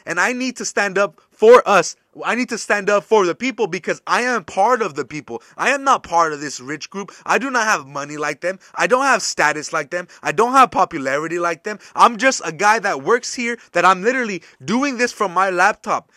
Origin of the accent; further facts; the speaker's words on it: United States; as an American